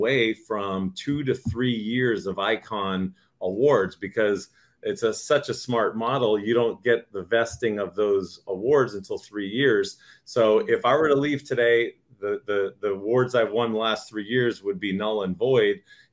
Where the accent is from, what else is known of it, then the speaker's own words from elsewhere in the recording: San Diego, California, United States; also born or lived in Boston, Massachusetts / Las Vegas, Nevada; I'm originally from Boston, Massachusetts. I moved out to San Diego, California in 1984 when I was just 8 years old, and been living here pretty much every year except for 1 year